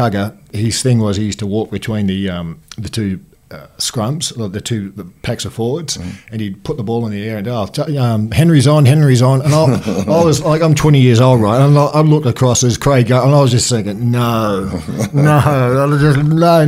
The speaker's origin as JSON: {"language": "English", "town": "Sydney", "region": "New South Wales", "country": "Australia", "tie": "born or raised there", "also_born_or_lived": "England", "said": "I went from school from Maroubra, kindergarten right through to high school"}